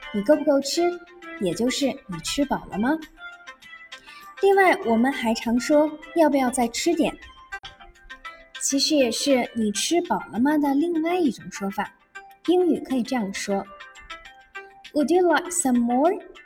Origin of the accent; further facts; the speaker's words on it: China; 对于我们中国人来说，吃饭不仅仅满足口腹之欲，也承担了人们的情感交际